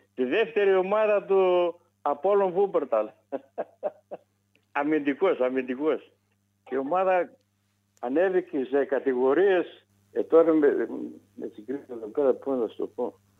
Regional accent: Greece; moved away; also born or lived in Wuppertal, Germany; εμάς τους Έλληνες εκεί τώρα, ε, από διάφορα μέρη της Ελλάδας

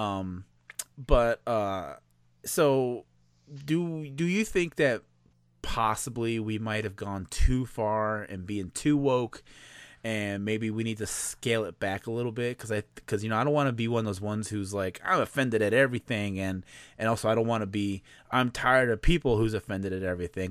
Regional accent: Chicago, Illinois, United States; I'm from Chicago

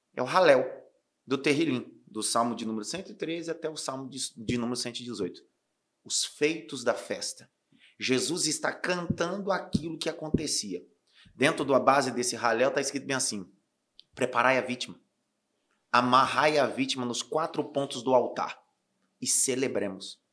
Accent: Northeast Region, Brazil; sou nordestino

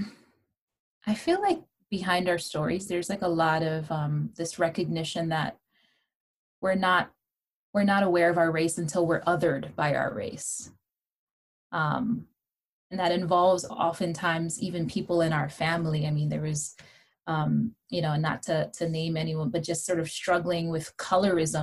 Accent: Hawaii, United States; moved away; also born or lived in New York City; growing up in Hawaii, as I shared, that where everyone was brown

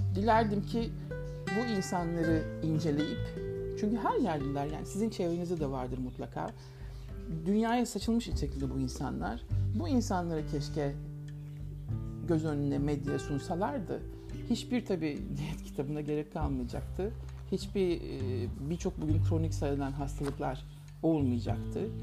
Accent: Ankara, Turkey; Ben Ankara'da bir kooperatif evinde büyüdüm.

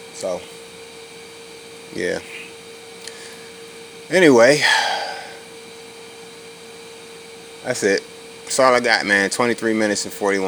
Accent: Virginia Beach, Virginia, United States; That's the street I grew up on in Virginia Beach, Virginia

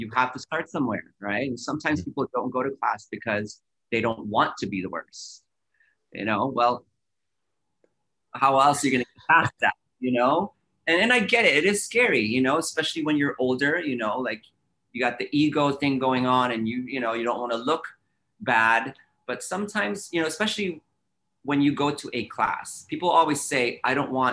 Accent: San Francisco, California, United States; I grew up in San Francisco

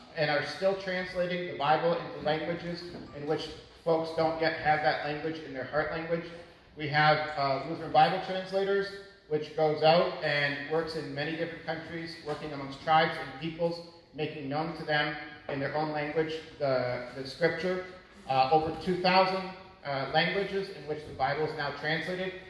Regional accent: Canada; moved away as an adult; also born or lived in Maracay, Venezuela; being Canadian, I didn't know a lick of Spanish. They teach us French in Canada

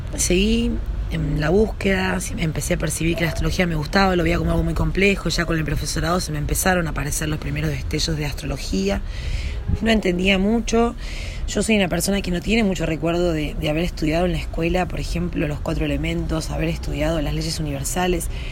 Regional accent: Yacanto, Córdoba, Argentina; moved away as an adult; also born or lived in Villa Dolores / Buenos Aires; yo nací en, en Yacanto, en Tras la Sierra, en Córdoba. Nací ahí en un pueblito

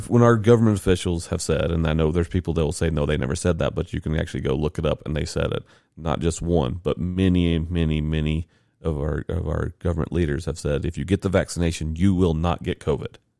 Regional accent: the South, United States; I'm a white dude from the South

